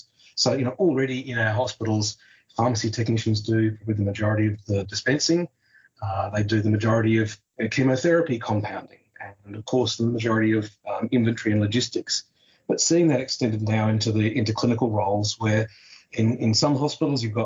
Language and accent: English; Tasmania, Australia; my home state of Tasmania